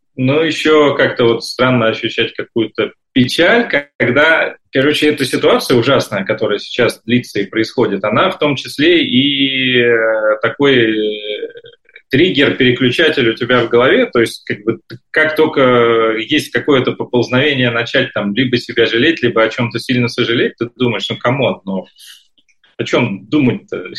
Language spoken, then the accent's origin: Russian; Saint Petersburg, Russia; moved away as an adult; now in Israel; я из Петербурга